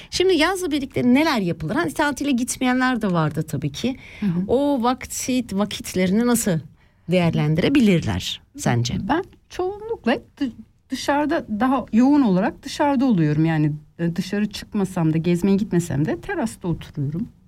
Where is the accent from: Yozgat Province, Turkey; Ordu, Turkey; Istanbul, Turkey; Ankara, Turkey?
Ordu, Turkey; Ünye; moved away; Memleket neresi? Ünye.